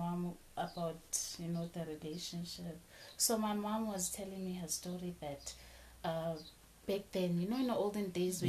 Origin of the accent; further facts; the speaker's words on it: Mozambique; Okay. I'm from Mozambique, guys.